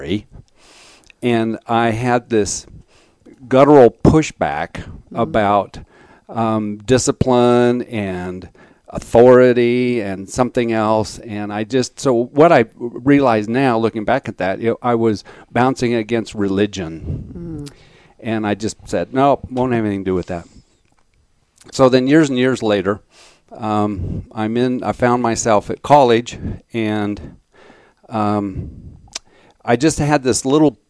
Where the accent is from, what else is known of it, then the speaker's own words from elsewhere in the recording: Alamosa, Colorado, United States; moved away as an adult; I grew up in Alamosa, Colorado